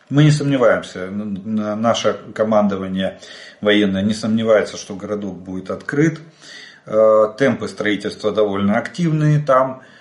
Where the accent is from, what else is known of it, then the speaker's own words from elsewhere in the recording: Ukraine; Добрый день, мы из Украины.